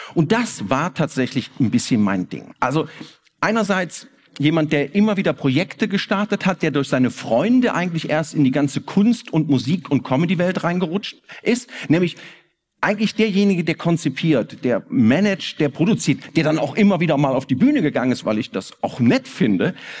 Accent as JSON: {"language": "German", "town": "Koblenz", "region": "Rhineland-Palatinate", "country": "Germany", "moved": "yes", "lives_now": "Cologne, Germany", "said": "Ich komme aus Koblenz"}